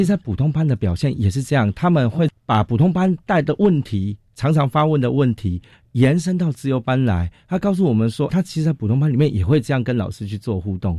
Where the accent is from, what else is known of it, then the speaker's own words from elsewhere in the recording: Miaoli County, Taiwan; moved away as an adult; also born or lived in Taoyuan; now in Taipei, Taiwan; 我是在桃园出生，然后苗栗长大，家里经济不是很好